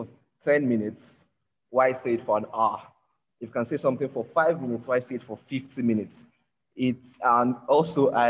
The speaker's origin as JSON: {"language": "English", "country": "Nigeria", "said": "I'm a Nigerian podcaster."}